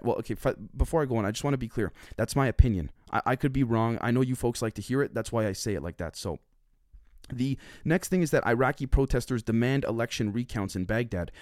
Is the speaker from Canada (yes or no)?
yes; Canada; I'm Canadian